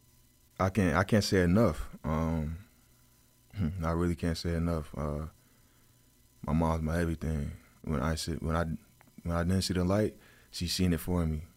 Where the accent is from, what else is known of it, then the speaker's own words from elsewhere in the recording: New Jersey, United States; I'm from New Jersey